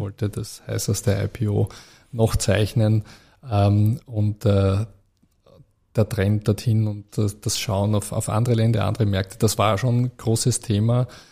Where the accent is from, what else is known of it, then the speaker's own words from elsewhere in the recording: Vienna, Austria; moved away as an adult; also born or lived in Zurich; Äh, ich bin ja äh, Österreicher. Ich bin genau. in Wien geboren, in Wien ja. aufgewachsen.